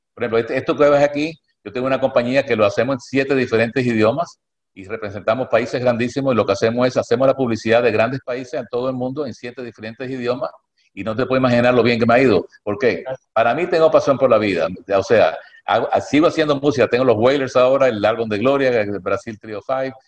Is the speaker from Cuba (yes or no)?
yes; Cuba; now in United States; yo nací en Cuba